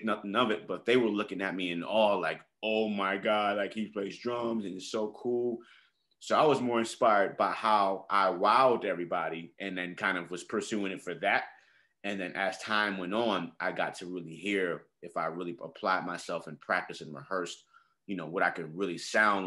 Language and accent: English; New York City, New York, United States; I grew up in the Bronx. I'm from 169th and Washington Avenue, the 9, a hood.